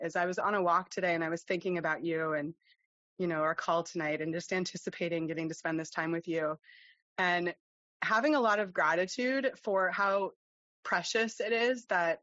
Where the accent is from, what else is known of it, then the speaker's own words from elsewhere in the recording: United States; moved away as an adult; now in Denmark; I am an American. I immigrated to Denmark when I was 28 years old